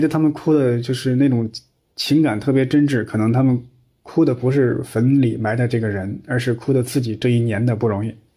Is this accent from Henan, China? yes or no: yes; Henan, China; 因为我们河南老家呀，还有那个土葬的习惯